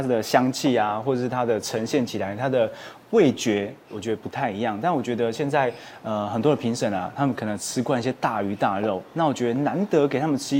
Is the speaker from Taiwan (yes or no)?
yes; Hualien County, Taiwan; 对，我是花莲人。